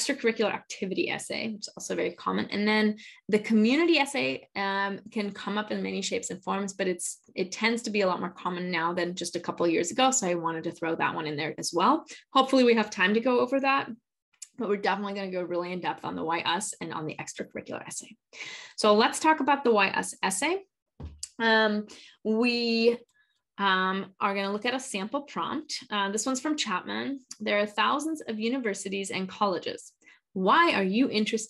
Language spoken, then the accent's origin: English; Germany; moved away; also born or lived in Spain / Argentina / United States; I'm from Germany, but I've also lived in Spain, Argentina, and various parts of the United States.